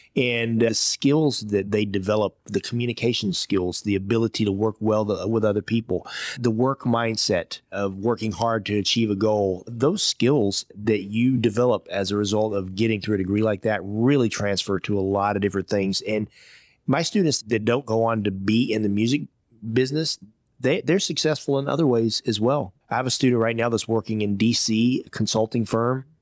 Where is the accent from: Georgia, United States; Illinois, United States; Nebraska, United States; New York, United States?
Georgia, United States; accent: thick Georgia accent; moved away as an adult; also born or lived in Iowa / Hong Kong; My first job as a fifteen-year-old kid growing up in Georgia, I worked in a Chinese restaurant